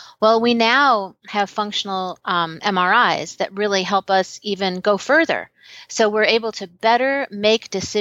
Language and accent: English; Chicago, Illinois, United States; I'm from Chicago